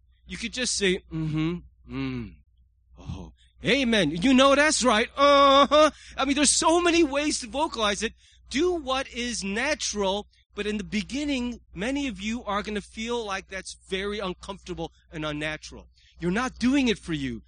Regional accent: United States; as an American

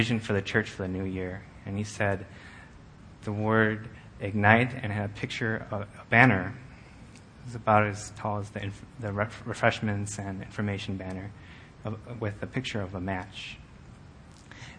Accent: Buffalo Grove, Illinois, United States; I grew up in Buffalo Grove, and I've made my home here in Illinois from all my life

